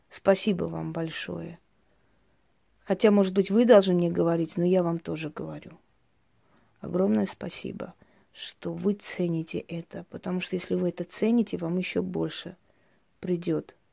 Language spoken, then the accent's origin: Russian; Armenia; Я всегда говорю, что мы, армяне, пройдя столько боли за тысячелетия, все время зациклены на том, что потеряли.